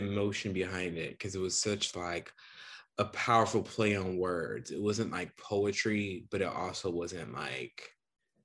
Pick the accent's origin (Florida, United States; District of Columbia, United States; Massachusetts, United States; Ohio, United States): Ohio, United States; Toledo; moved away as an adult; also born or lived in United Kingdom; now in New York, United States; I'm from Toledo, Ohio